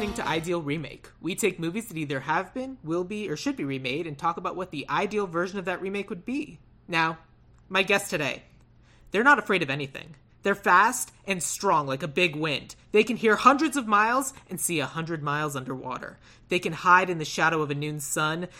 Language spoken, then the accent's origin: English; Tucson, Arizona, United States; I grew up in Tucson, Arizona